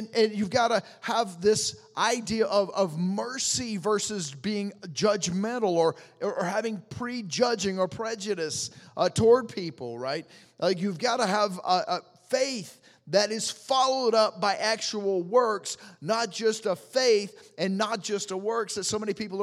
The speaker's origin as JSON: {"language": "English", "region": "the South", "country": "United States", "said": "I'm from the South, man."}